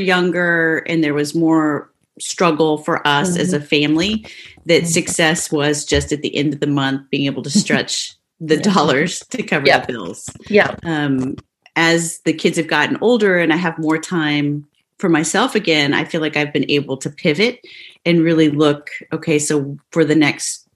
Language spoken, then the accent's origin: English; Midwest, United States; I grew up in the Midwest